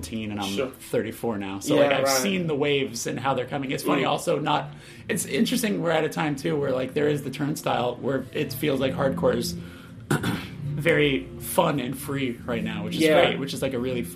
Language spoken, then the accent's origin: English; Burbank, California, United States; also born or lived in Glendale, California; I grew up in Burbank, California, which is L.A.